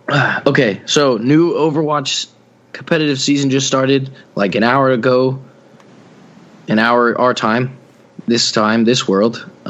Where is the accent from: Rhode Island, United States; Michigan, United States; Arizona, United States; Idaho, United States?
Idaho, United States; Idaho. Don't know any cities in Idaho, so I'm just from there.